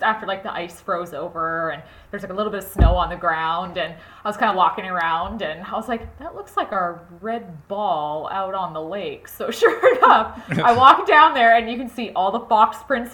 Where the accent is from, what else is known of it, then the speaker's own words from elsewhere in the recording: Edmonton, Alberta, Canada; I was born and raised in Edmonton, Alberta